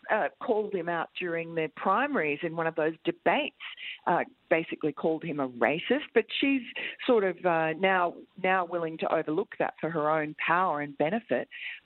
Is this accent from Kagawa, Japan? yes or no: no; Tokyo, Japan; I grew up in Tokyo, in Japan, and that is a racist country. I mean, I love it. I love Tokyo and I love Japanese people.